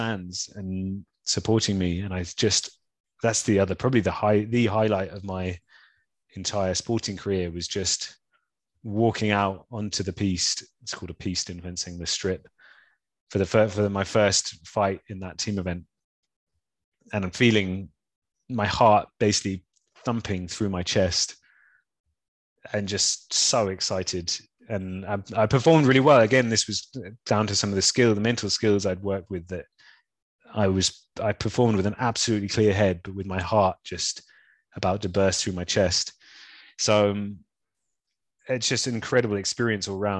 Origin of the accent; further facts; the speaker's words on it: London, United Kingdom; also born or lived in Brighton; I'm from London. Grew up and spent my whole life up until that point in London, except for a few years at uni in Brighton.